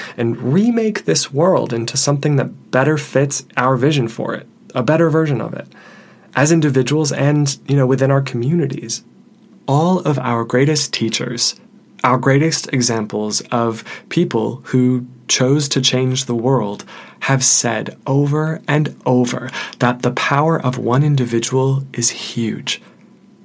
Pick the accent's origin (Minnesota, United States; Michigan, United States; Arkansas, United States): Michigan, United States; Detroit; I'm originally from Detroit